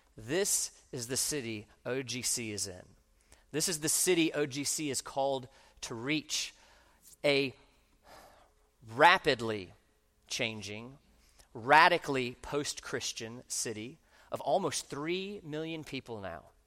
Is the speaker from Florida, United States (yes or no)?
yes; Orlando, Florida, United States; I grew up in Orlando